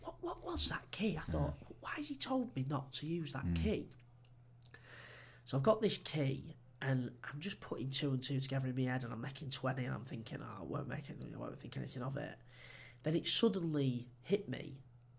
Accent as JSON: {"language": "English", "region": "England", "country": "United Kingdom", "said": "I'm English"}